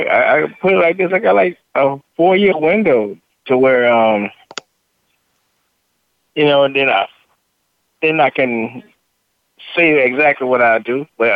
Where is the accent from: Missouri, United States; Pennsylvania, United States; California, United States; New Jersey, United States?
Pennsylvania, United States; Philadelphia; I'm from Philly.